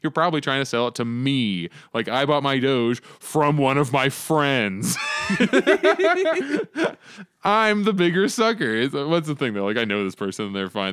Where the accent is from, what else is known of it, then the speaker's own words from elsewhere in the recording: Arizona, United States; here in Arizona, my home state